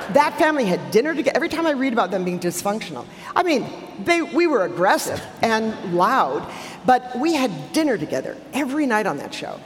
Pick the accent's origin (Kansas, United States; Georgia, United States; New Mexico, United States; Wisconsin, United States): Wisconsin, United States; Milwaukee; I grew up in Milwaukee, on the south side of Milwaukee, uh, near Pulaski High School.